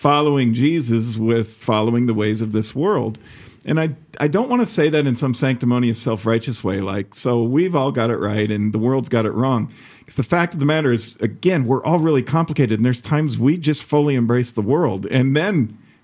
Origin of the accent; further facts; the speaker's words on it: Chicago, Illinois, United States; now in Iowa, United States; I grew up in Chicago